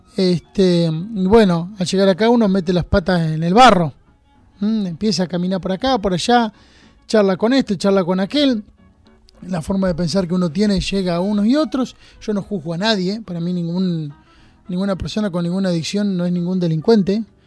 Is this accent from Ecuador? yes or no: no; Junín, Buenos Aires Province, Argentina; now in San Andrés de Giles, Argentina; yo soy de Junín, nacido en Junín